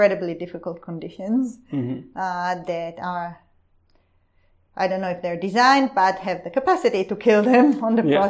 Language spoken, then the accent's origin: English; Israel; now in Australia; I come from Israel